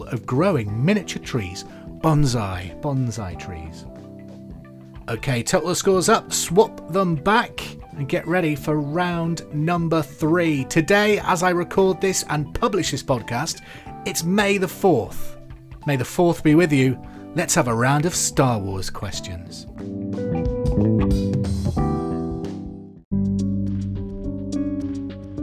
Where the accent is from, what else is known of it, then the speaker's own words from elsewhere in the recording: Hereford, West Midlands, United Kingdom; because I'm from Hereford too